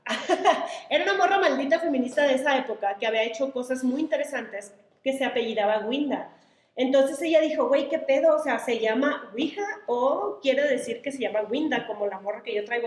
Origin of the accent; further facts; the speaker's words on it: Sonora, Mexico; Soy de Sonora